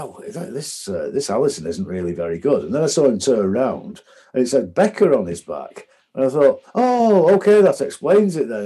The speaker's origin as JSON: {"language": "English", "town": "Macclesfield", "region": "North West England", "country": "United Kingdom", "moved": "yes", "lives_now": "Denmark", "said": "from Macclesfield, Bolton fan"}